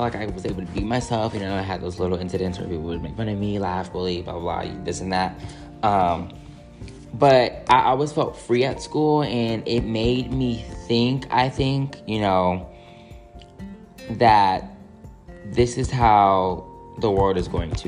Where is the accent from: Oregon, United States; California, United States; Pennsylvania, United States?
California, United States; as a Californian